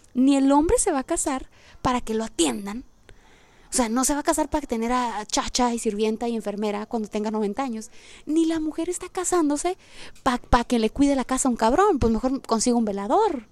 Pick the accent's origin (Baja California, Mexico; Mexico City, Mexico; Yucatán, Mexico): Baja California, Mexico; Mexicali; soy de Mexicali